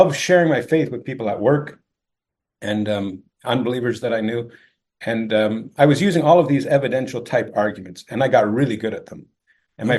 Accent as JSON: {"language": "English", "region": "Ontario", "country": "Canada", "tie": "born or raised there", "said": "I was born and raised in Ontario, Canada"}